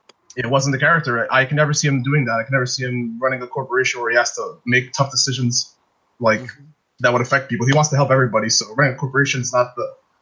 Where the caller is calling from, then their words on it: Montreal, Quebec, Canada; Call from Montreal.